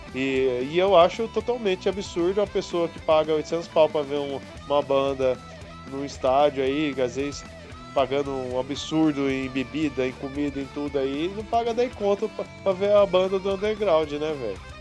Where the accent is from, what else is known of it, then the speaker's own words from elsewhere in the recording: Hortolândia, São Paulo, Brazil; eu sou de Hortolândia, tinha que ir pra Campinas